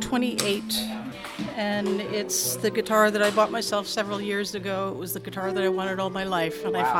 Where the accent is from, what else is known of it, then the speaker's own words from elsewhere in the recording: Holyoke, Massachusetts, United States; I'm from Holyoke.